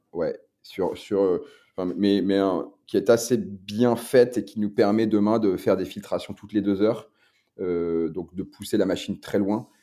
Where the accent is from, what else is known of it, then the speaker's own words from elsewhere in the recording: Lille, Hauts-de-France, France; comme je viens du Nord, bah, je, suis lillois, on est à Lille.